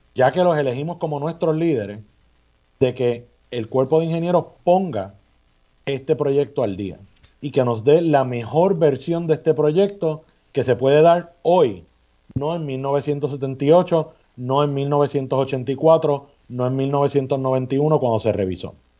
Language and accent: Spanish; Puerto Rico; somos los puertorriqueños y puertorriqueñas que estamos en las posiciones de gobierno